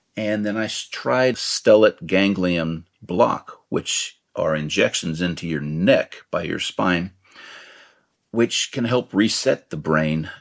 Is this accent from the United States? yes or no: yes; Marin County, California, United States; I grew up in Marin County